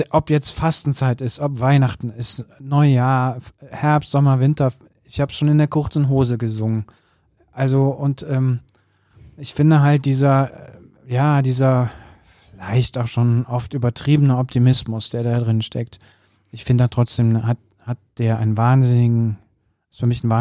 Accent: North Rhine-Westphalia, Germany; ich komme ja aus dem Bergischen Land, zwar aus dem rheinischen Teil des Bergischen Landes, wie du weißt.

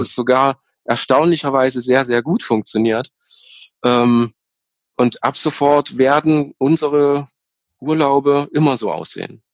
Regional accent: East Germany, Germany; ich, natürlich gebürtiger Ossi

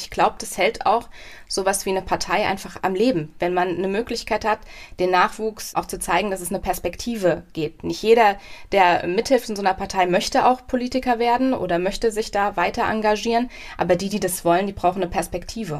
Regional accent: Mommenheim, Rhineland-Palatinate, Germany; also born or lived in Mainz; now in Nieder-Olm, Germany; ich bin aufgewachsen in Mommenheim

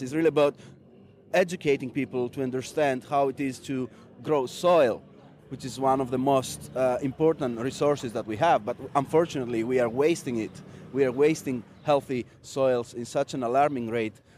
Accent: Greece; also born or lived in Stuttgart, Germany; come back in my home country in Greece

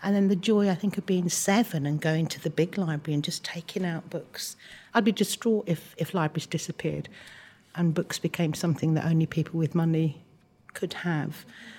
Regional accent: Wales, United Kingdom; born there; I was born in South Wales and I moved to London, which was quite a traumatic time for me.

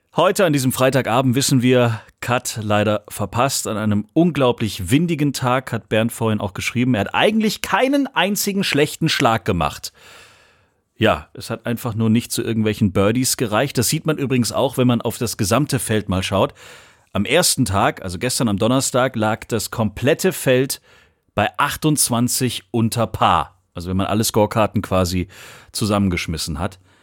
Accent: Swabia, Germany; als Schwabe

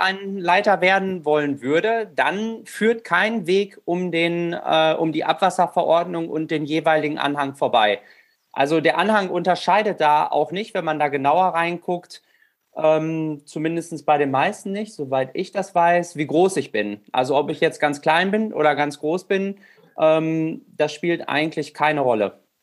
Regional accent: Rheine, North Rhine-Westphalia, Germany; ich komme aus Rheine, bin 30 Jahre alt

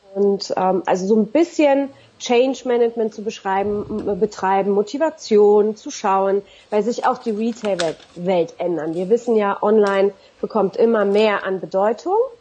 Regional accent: Berlin, Germany; Zusätzlich bin ich in Berlin-Neukölln groß geworden

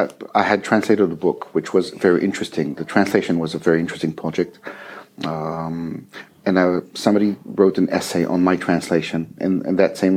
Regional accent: Israel; first language French; English is a second language; Well, originally, I'm from Israel, and I was born in a bilingual situation. So both my parents are French, and I grew up in French and then in Hebrew

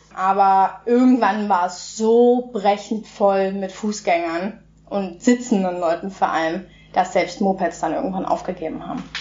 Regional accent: Germany; bei uns in Deutschland

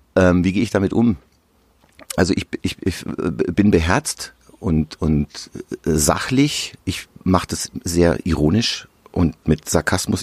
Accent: Amberg, Bavaria, Germany; in meiner Heimat in der Oberpfalz in Amberg

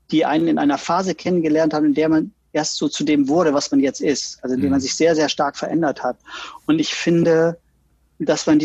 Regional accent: West Germany, Germany; Und dann kam ich und als Wessi mit mhm. langen blonden Haaren und Französisch und Englisch sprechen können.

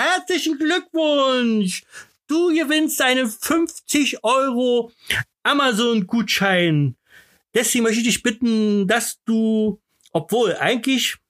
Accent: Berlin, Germany; bei uns in Berlin

